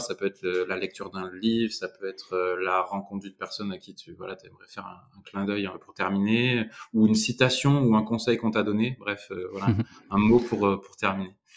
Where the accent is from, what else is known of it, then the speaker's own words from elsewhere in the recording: Dordogne, Nouvelle-Aquitaine, France; je viens de Dordogne